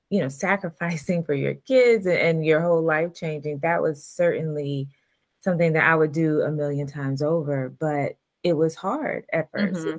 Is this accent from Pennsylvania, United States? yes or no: no; Atlanta, Georgia, United States; I'm from Atlanta, Georgia